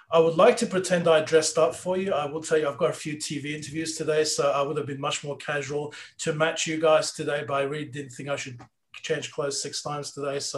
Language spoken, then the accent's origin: English; London, United Kingdom; now in California, United States; growing up in London, really uh, bumping into Australians is is quite you know an easy thing to do. So, um, so yeah. So then uh, I moved to California uh, as an academic.